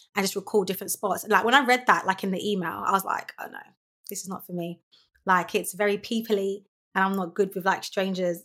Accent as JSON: {"language": "English", "region": "London", "country": "United Kingdom", "tie": "born or raised there", "said": "I grew up in, born and raised in Lewisham"}